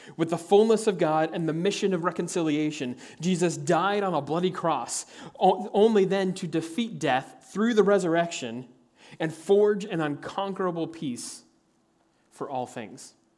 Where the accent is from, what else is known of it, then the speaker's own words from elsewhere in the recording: Kansas, United States; As a kid growing up in Kansas